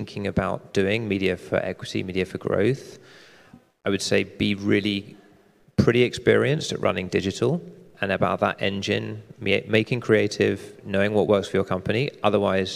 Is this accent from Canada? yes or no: no; United Kingdom; I'm British